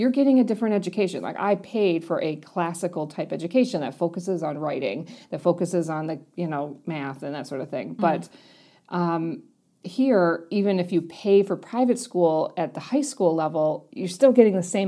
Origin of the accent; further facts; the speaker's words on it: Wisconsin, United States; moved away as an adult; also born or lived in New York; now in Wellington, New Zealand; I was born in New York, and when I moved to Wisconsin